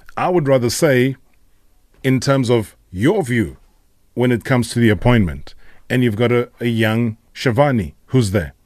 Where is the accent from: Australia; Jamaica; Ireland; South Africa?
South Africa; us as South African football lovers